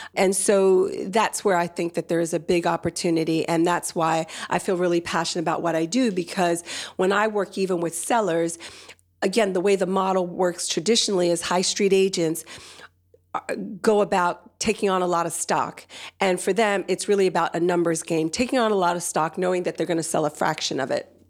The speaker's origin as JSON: {"language": "English", "region": "New Jersey", "country": "United States", "tie": "born or raised there", "also_born_or_lived": "Nigeria / Washington, D.C.", "accent": "soft American", "moved": "as an adult", "lives_now": "London, United Kingdom", "said": "grew up in the States, in New Jersey, but also lived about ten years in Washington, D C before moving over to London about eight years ago"}